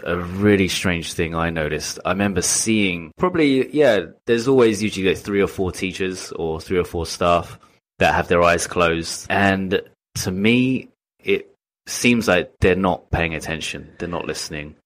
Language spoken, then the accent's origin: English; England, United Kingdom; moved away as an adult; now in Japan; I'm from England